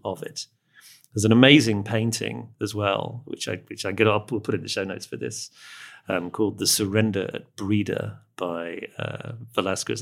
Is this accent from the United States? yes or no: no; England, United Kingdom; I'm speaking as an Englishman